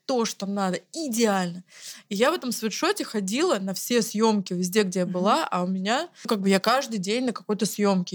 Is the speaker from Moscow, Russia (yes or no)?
yes; Zelenograd, Moscow, Russia; мы э, оба из Зеленограда, и там все друг друга знают